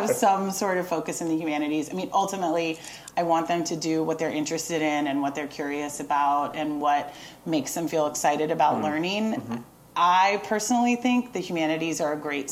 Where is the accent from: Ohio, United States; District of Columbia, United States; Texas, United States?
District of Columbia, United States; Washington; I grew up in the Washington, D.C. area